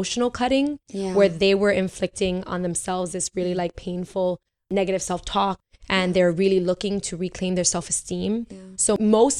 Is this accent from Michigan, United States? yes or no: no; New York City, New York, United States; moved away; also born or lived in Puerto Rico; I'm New Yorican, so I grew up. I grew up in Bushwick